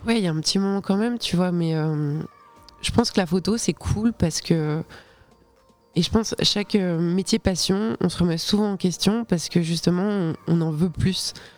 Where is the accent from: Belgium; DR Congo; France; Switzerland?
Switzerland; je suis de Suisse, j'étais au, cycle, donc c'est l'équivalent du collège